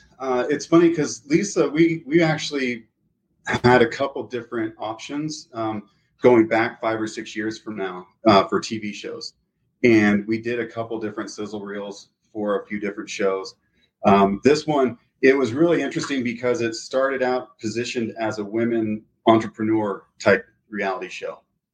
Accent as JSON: {"language": "English", "region": "California", "country": "United States", "tie": "born or raised there", "also_born_or_lived": "Florida / Texas", "lives_now": "Salt Lake City, United States", "said": "So I grew up in California, Florida, and Texas and came here to go to school."}